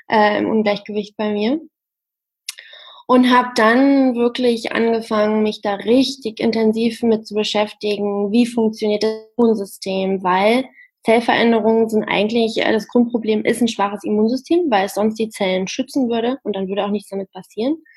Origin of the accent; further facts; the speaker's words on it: Harz, Germany; Die Masterarbeit habe ich dann im Harz in meiner Heimat geschrieben